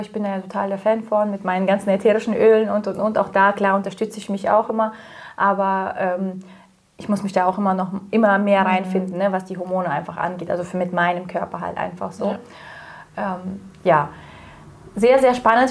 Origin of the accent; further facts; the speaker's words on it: Kazakhstan; now in Germany; ich bin ja in Kasachstan aufgewachsen